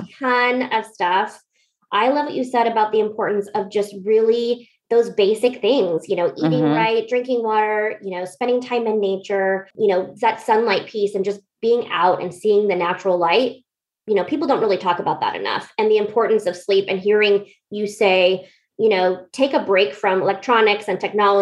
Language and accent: English; Alaska, United States; now in Northwest, United States; I was from Alaska